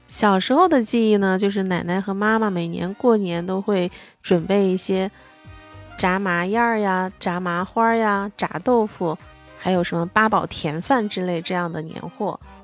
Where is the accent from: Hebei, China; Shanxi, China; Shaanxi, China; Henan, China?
Shaanxi, China; 我的家乡是在陕西嘛